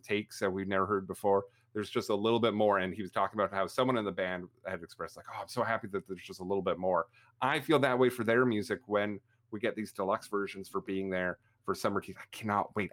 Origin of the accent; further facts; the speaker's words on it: Canada; I'm Canadian, 'cause up here we have a band called